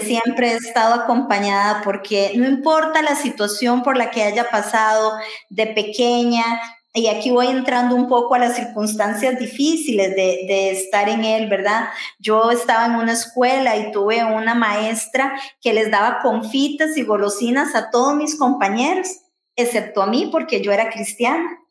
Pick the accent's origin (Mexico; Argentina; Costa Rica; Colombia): Costa Rica; Santa Ana, San José; yo también soy tica, yo soy otra tica viviendo en Costa Rica eh, vivo en Pozos, en Santana